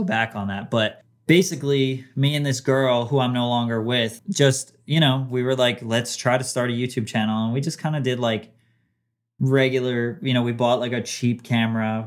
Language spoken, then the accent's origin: English; New Jersey, United States; So it wasn't just in Jersey, but I was, I grew up there